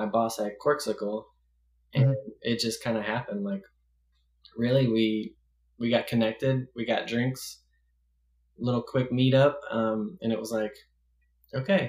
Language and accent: English; the South, United States; I grew up in the South